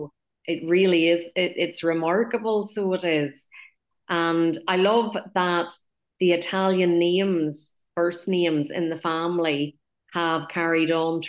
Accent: Ballymena, Northern Ireland, United Kingdom; growing up in Ballymena

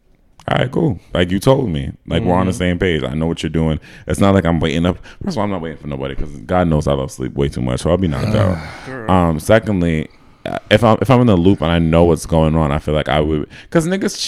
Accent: United States; I was from America

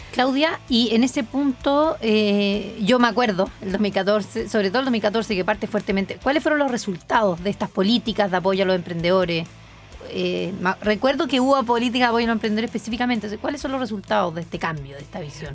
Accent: Santiago, Santiago Metropolitan Region, Chile; como santiaguinos, yo soy santiaguina

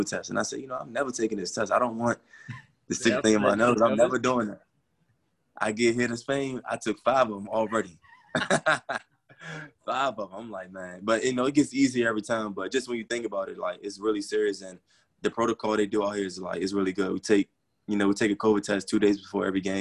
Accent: United States; moved away as an adult; I am international and I'm from the States

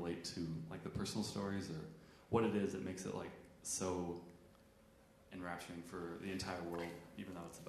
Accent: United States; moved away; I'm actually from the States.

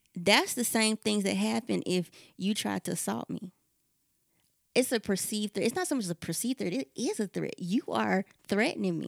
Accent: the South, United States; we're from the South

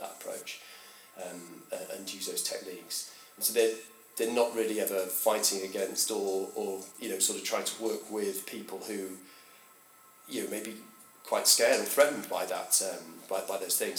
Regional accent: Chester, North West England, United Kingdom; I grew up in Chester.

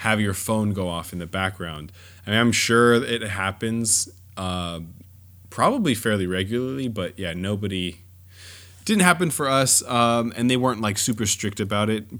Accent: Southern California, United States; I grew up in Southern California. Disneyland was, you know, more or less in my backyard growing up

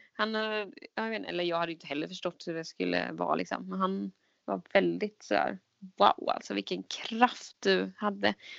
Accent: Jönköping, Jönköping County, Sweden; now in Stockholm, Sweden; Jag är ju från Jönköping

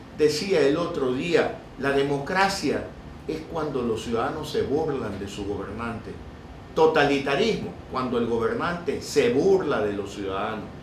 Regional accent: Ecuador; como muchos ecuatorianos

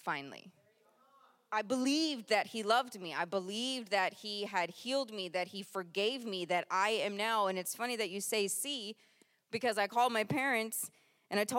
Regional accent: Japan; moved away; I was born in Japan

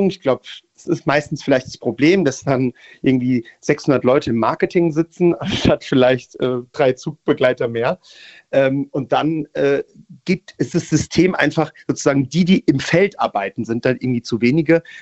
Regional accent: Italy; ich hab, bin Italiener

